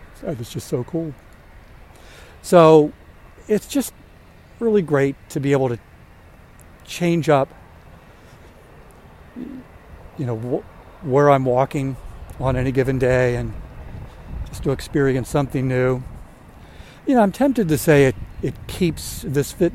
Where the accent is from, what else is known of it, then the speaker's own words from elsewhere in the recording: Linthicum, Maryland, United States; I grew up in Maryland near what is now the Baltimore, Washington International Airport